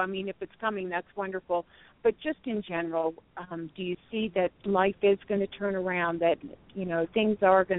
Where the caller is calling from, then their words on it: Colorado Springs, Colorado, United States; I'm from Colorado Springs.